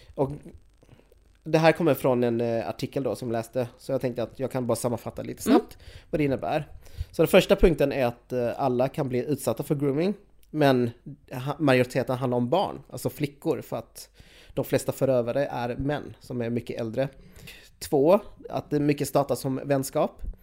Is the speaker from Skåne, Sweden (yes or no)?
yes; Skåne, Sweden; jag som skåning